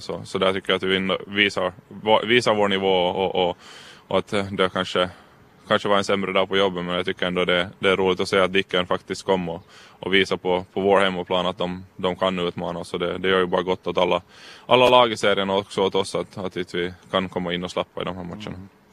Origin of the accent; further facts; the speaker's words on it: Karis, Uusimaa, Finland; vi trivs med familjen hemma och får bo hemma i Karis